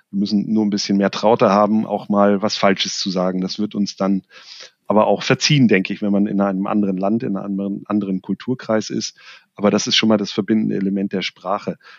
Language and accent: German; Germany